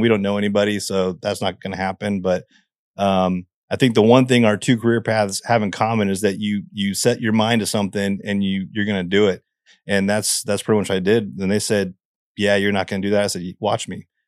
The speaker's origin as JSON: {"language": "English", "town": "Seattle", "region": "Washington", "country": "United States", "tie": "born or raised there", "said": "I grew up in the Seattle area."}